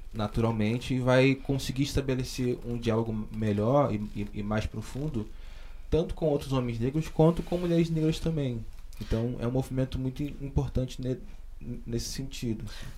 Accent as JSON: {"language": "Portuguese", "area": "Baixada Fluminense", "region": "Rio de Janeiro", "country": "Brazil", "tie": "born or raised there", "said": "eu sou da, da, da Baixada Fluminense, do, do é, Rio de Janeiro, que é um lugar pobre, né? e sobretudo negro, criado pela minha mãe"}